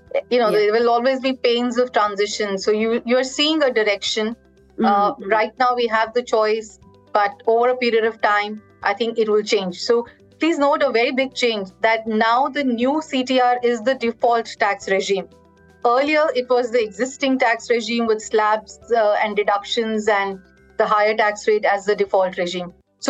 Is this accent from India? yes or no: yes; India; I think as an Indian, very proud with how the budget has been handled. And as a student of the Indian economy